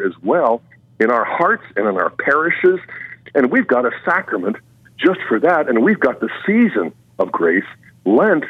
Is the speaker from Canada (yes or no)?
no; United States; as American Christians